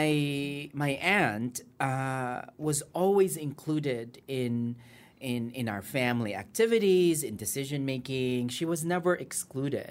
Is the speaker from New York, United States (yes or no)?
no; California, United States; moved away as an adult; also born or lived in Iloilo, Philippines; now in Philippines; I'm from Iloilo, and I think like many of our mothers, my mother was a nurse. She worked in Saudi Arabia for about the first 10 years of my life. She saved all that money. We moved to the U.S. when it was much easier to move to the U.S. Mm-hmm. I grew up in California